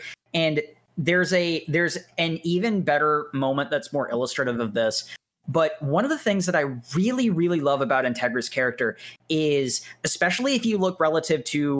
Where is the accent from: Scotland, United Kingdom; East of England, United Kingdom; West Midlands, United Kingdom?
Scotland, United Kingdom; I'm Scottish. I don't think that's that big of a mystery, folks.